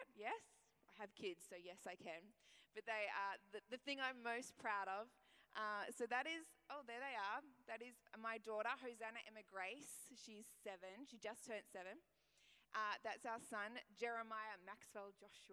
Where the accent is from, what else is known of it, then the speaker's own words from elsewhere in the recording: Ipswich, Queensland, Australia; I was born in Ipswich